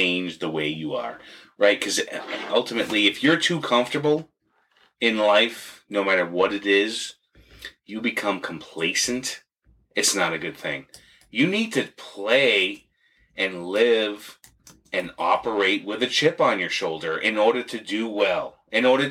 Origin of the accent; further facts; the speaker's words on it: New England, United States; we're from New England